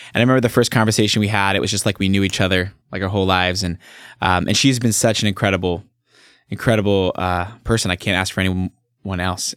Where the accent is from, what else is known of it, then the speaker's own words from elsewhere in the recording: Staten, 15 miles east of Salem, Oregon, United States; I was born and raised in Staten, which is where I live now.